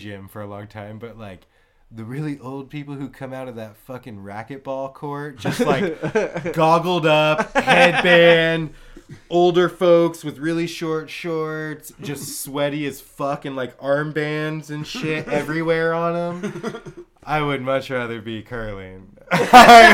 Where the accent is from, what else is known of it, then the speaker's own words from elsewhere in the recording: Bay Area, California, United States; also born or lived in Canada; I grew up in the Bay Area.